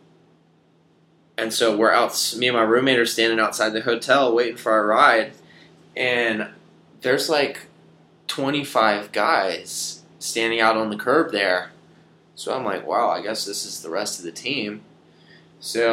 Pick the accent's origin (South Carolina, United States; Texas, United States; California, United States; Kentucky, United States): South Carolina, United States; I'm from South Carolina, so we were both from the South